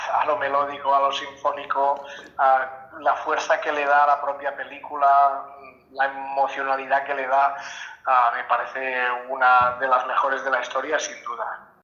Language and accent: Spanish; Catalonia, Spain; en mi pueblo se pues había una copla, se tocaban muchas sardanas